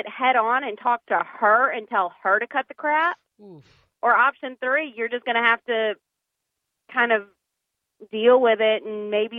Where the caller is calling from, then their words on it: Shreveport, Louisiana, United States; calling from Shreveport.